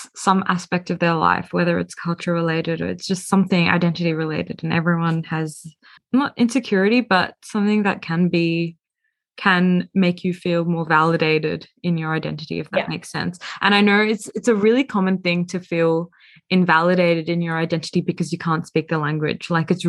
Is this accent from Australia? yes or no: yes; Australia; accent: Australian; But my accent is just so terrible. Like, my accent sounds like I have like just come off Crocodile Dundee or something, really, like, but like trying to speak Tamil.